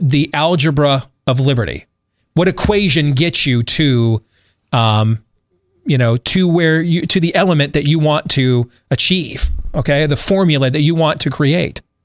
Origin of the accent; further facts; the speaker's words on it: Michigan, United States; my home state of Michigan